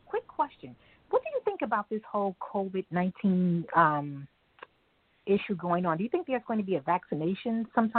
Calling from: New York, United States; I'm calling from New York.

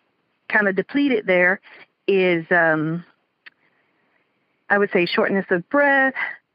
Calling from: South Florida, United States; I'm calling from South Florida.

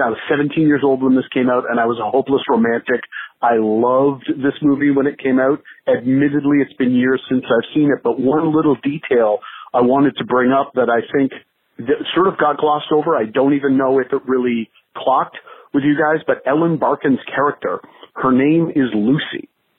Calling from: St. Thomas, Ontario, Canada; I'm calling from St. Thomas, Ontario in Canada.

